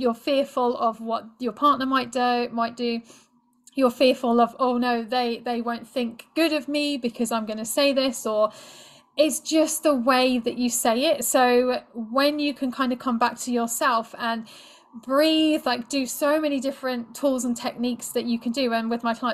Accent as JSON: {"language": "English", "country": "United Kingdom", "said": "being British"}